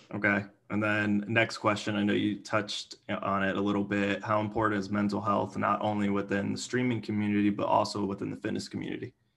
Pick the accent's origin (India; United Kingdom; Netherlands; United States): United States; Miami, Florida; moved away; I'm from Miami